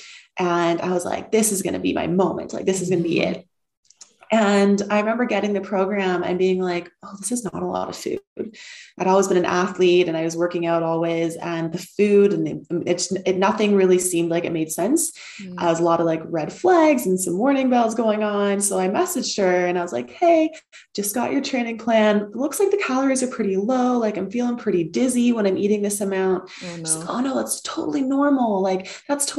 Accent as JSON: {"language": "English", "area": "outside of Toronto", "region": "Ontario", "country": "Canada", "tie": "born or raised there", "also_born_or_lived": "Pennsylvania, United States / Bali, Indonesia", "moved": "as an adult", "lives_now": "Lisbon, Portugal", "said": "I am Canadian. I grew up outside of Toronto in a very small town."}